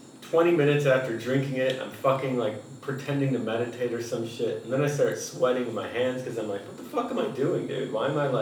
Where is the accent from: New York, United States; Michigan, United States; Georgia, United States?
Michigan, United States; Detroit; moved away; also born or lived in West Coast; I'm from Detroit originally.